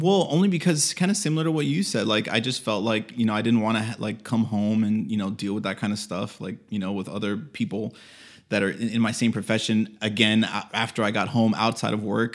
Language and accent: English; Miami, Florida, United States; we're actually both from Miami